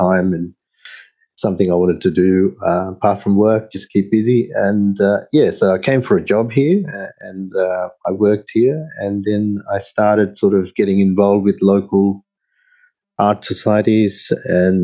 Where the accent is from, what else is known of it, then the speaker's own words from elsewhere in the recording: Sydney, New South Wales, Australia; also born or lived in Sri Lanka; I grew up in Sydney